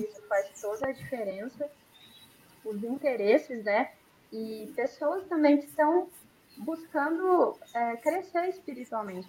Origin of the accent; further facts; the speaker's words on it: Campo Grande, Mato Grosso do Sul, Brazil; now in Engenheiro Coelho, Brazil; a gente é de Campo Grande, mas atualmente moramos aqui em Engenheiro Coelho, São Paulo